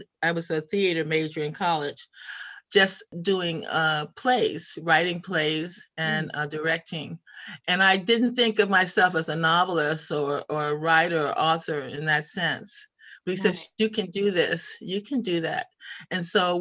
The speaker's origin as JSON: {"language": "English", "town": "Chicago", "region": "Illinois", "country": "United States", "tie": "born or raised there", "also_born_or_lived": "Portland, Oregon", "moved": "as an adult", "lives_now": "Sweden", "said": "growing up in Chicago in the South Side and pretty much in poverty with my 5 other siblings"}